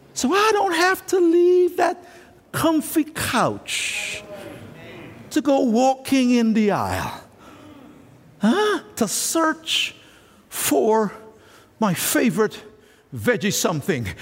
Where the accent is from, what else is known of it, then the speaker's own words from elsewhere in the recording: Jamaica; moved away; when I was a boy growing up in Jamaica